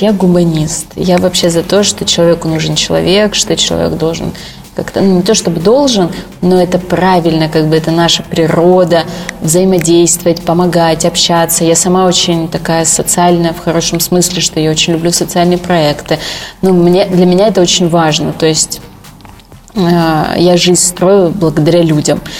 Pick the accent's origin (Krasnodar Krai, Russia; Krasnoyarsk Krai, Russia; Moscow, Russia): Krasnodar Krai, Russia; Sochi; moved away; в родном городе Сочи